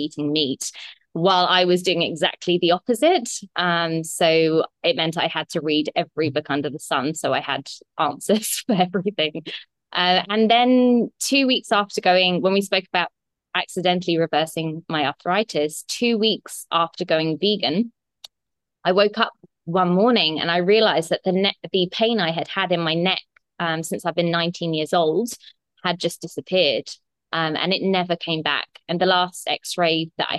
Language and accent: English; England, United Kingdom; moved away as an adult; also born or lived in Australia; now in Bali, Indonesia; I'm definitely not Balinese. I'm English, but I've been living in Australia for the last 8 years.